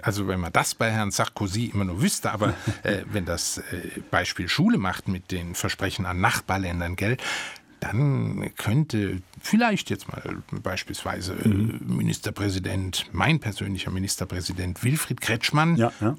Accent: Germany; von uns Deutschen

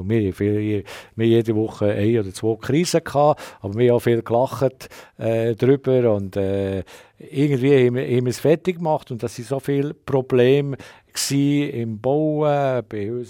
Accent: Switzerland; als Schweizer

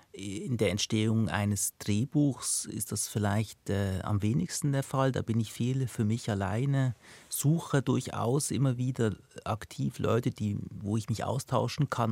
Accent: Binningen, Basel-Landschaft, Switzerland; also born or lived in Lucerne; ich bin in Luzern geboren und danach in Binningen, Kanton Basel-Land aufgewachsen, bis ich zwölf

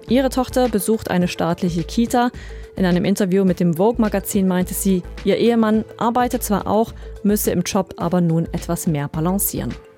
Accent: Switzerland; bei uns in der Schweiz

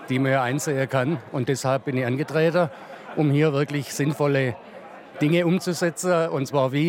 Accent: Germany; now in Lucerne, Switzerland; Ich komme aus Deutschland.

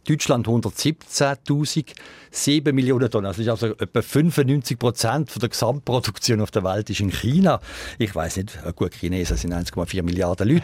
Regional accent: Switzerland; Die Schweiz hat natürlich von der Topografie her schon ein bisschen ein Problem, weil es viel bergige und hügelige Gebiete hat. Und da gibt es eigentlich bei uns wenig Gegenden

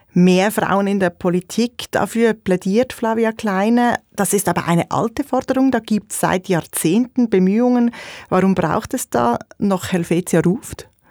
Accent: Zurich, Switzerland; Als Zürcherin und Historikerin

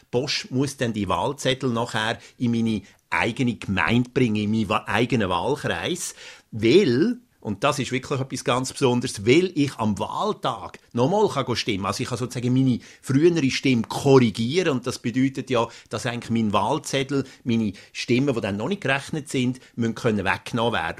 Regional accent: Switzerland; now in Sweden; als Schweizer, Auslandschweizer hier in Schweden

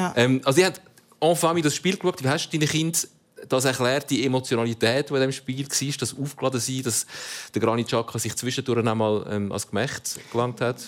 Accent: Italy; Ich bin Italiener

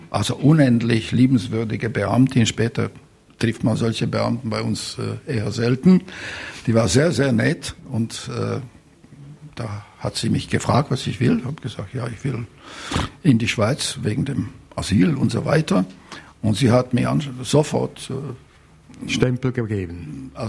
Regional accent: Košice, Košice Region, Slovakia; Und so erfuhr ich etwa um halb fünf morgen, dass die Russen in Koschice, in meiner Heimatstadt, äh, angekommen sind.

